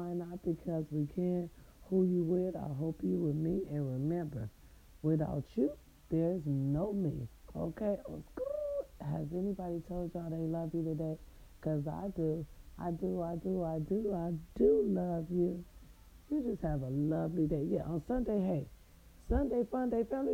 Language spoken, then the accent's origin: English; Raytown, Missouri, United States; now in California, United States; my little Raytown people